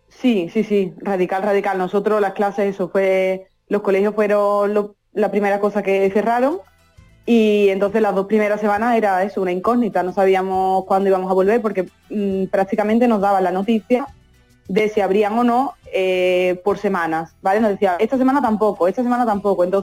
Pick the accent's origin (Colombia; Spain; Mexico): Spain; Albaida del Aljarafe, Andalusia; moved away as an adult; now in Italy; Mi pueblo es Albaida las Aljarafe. Eso es. En el Aljarafe sevillano.